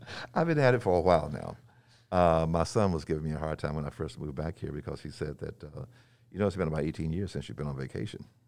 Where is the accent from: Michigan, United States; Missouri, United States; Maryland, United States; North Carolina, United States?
North Carolina, United States; also born or lived in Nashville, Tennessee; now in Belmont, United States; I was born in Nashville and moved to the mountains of North Carolina, um, shortly after